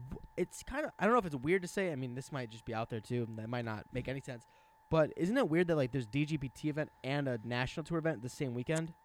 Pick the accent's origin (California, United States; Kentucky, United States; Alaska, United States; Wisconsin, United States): Wisconsin, United States; I'm from Wisconsin